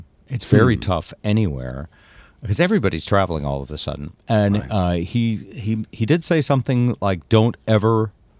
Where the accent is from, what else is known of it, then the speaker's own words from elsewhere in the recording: New England, United States; I always liked him because I came from New England, but I certainly rooted for the Seahawks anytime they were against each other.